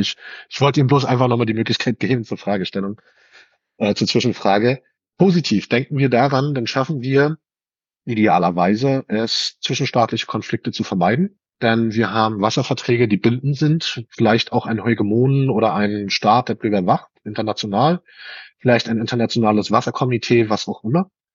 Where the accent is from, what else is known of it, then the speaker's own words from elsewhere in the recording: Germany; bei uns in Deutschland